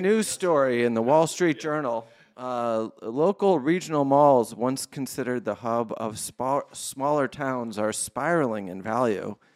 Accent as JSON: {"language": "English", "region": "Connecticut", "country": "United States", "tie": "born or raised there", "moved": "yes", "lives_now": "Los Angeles, United States", "said": "the Crystal Mall in my home state of Connecticut, in Waterford, Connecticut"}